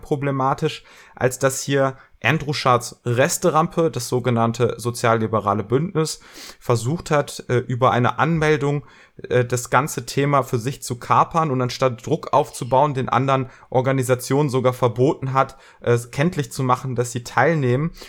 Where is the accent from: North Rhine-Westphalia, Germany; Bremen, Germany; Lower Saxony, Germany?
North Rhine-Westphalia, Germany; Bergisches Land; ich komme auch aus dem Bergischen wie Tink